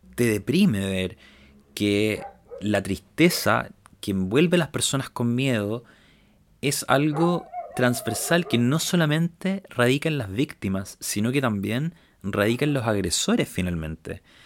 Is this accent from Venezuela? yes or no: no; Chile; nosotros como chilenos también hemos tenido que vivir este cambio cuando yo era pequeño